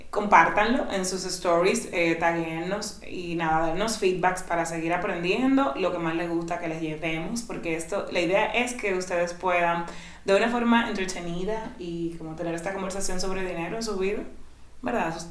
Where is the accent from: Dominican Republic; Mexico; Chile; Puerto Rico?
Dominican Republic; yo soy dominicana